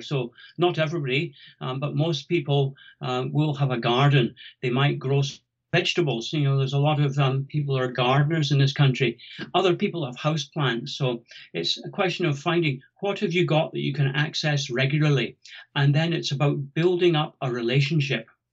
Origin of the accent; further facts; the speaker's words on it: about 100 miles south of Findhorn, Scotland, United Kingdom; moved away as an adult; I'm Scottish and grew up about 100 miles south of Findhorn